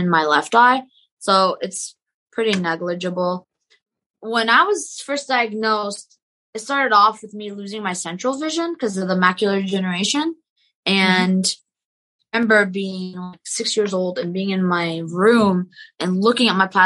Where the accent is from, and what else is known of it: South Shore, Boston, Massachusetts, United States; born or raised there; also born or lived in Maryland / Lebanon (ancestry)